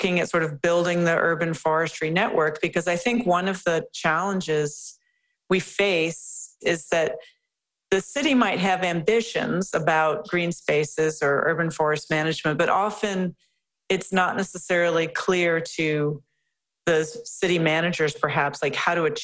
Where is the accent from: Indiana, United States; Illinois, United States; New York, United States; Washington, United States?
Illinois, United States; Chicago; now in Vancouver, Canada; I'm from the Chicago area, and I was living in Chicago